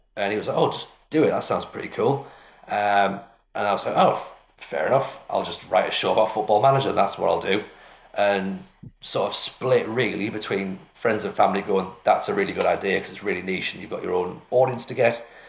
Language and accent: English; Washington, North East England, United Kingdom; I'm from Washington, which is like exactly halfway between the two